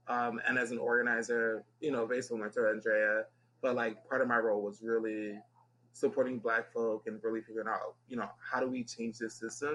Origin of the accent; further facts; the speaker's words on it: Philadelphia, Pennsylvania, United States; I'm from North Philly, born and bred.